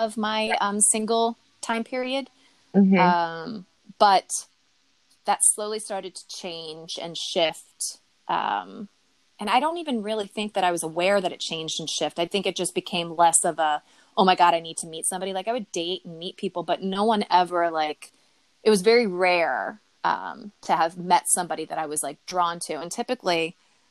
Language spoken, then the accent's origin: English; outside Philadelphia, Pennsylvania, United States; moved away as an adult; also born or lived in Lancaster, Pennsylvania; now in New York, United States; So I was born right outside of Philadelphia